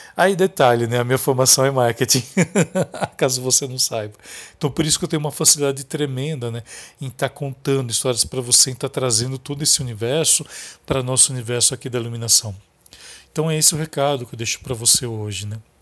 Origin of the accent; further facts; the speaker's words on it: interior of São Paulo, Brazil; Eu venho de uma cidade do interior, aqui de São Paulo